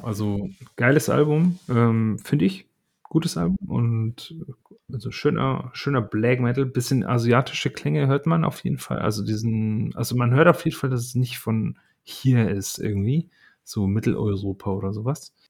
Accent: Berlin, Germany; als Berliner

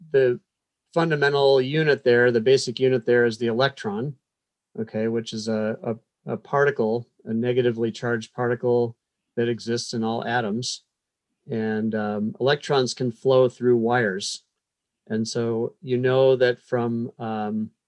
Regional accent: Madison, Wisconsin, United States; moved away as an adult; also born or lived in Iowa / California / North Carolina / Virginia; now in Blacksburg, United States; I grew up in Madison, Wisconsin, walking distance from the University of Wisconsin

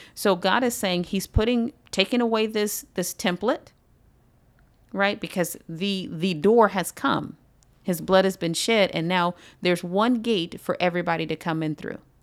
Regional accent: United States

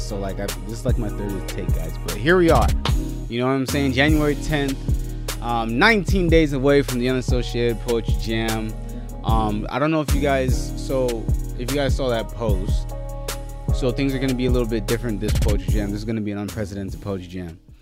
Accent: Nigeria; I'm Nigerian

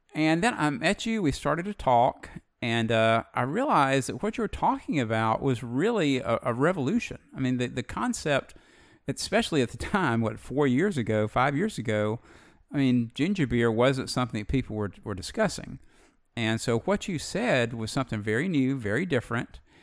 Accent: Alabama, United States; Alabama born, Alabama bred

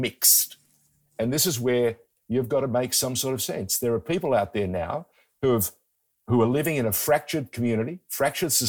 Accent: Sydney, New South Wales, Australia; born or raised there; first language Greek; English is a second language; also born or lived in far north Queensland

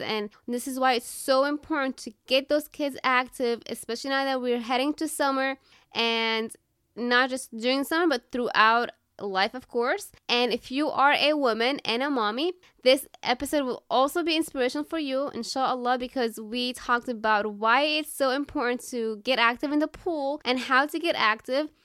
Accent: Syria; I'm also from Syria

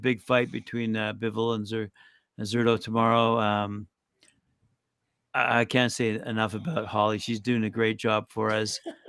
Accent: England, United Kingdom; born there; I like the English spirit. I was born in England.

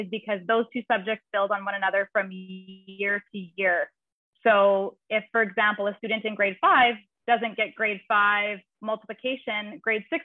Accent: Canada; moved away as an adult; now in Nosara, Costa Rica; I'm originally from Canada.

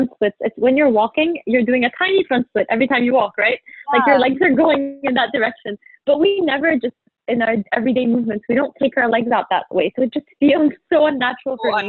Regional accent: Egypt; moved away; Egypt, I teach there a lot when I go back. It's my hometown.

